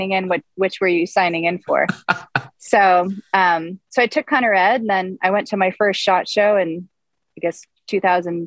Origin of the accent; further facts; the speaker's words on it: Massachusetts, United States; moved away as an adult; also born or lived in New York City / Colorado; I'm originally from New England. I'm from Massachusetts.